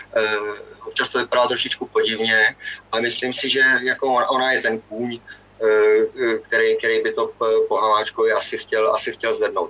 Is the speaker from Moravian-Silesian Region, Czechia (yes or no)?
no; Ústí nad Labem Region, Czechia; u nás v Ústeckém kraji